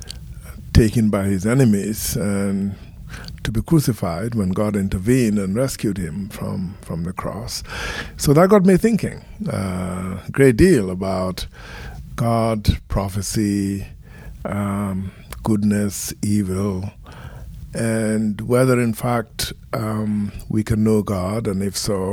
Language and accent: English; Gambia; I grew up in the Gambia in West Africa in a very traditional Muslim community and went to school there